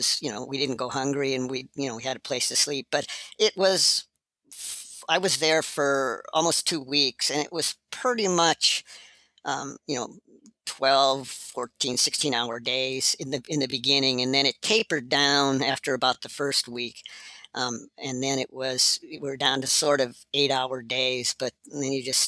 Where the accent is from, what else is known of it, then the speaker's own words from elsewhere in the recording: Montana, United States; I grew up in Montana.